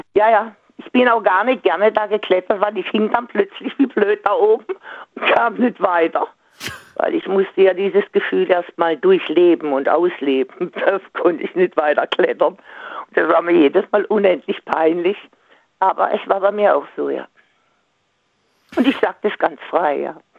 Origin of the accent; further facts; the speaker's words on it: Singen, Baden-Württemberg, Germany; moved away; ich komme ja aus Singen ursprünglich